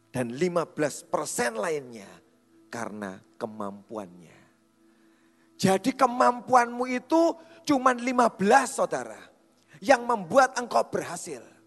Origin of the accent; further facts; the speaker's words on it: Java, Indonesia; Kita itu orang Jawa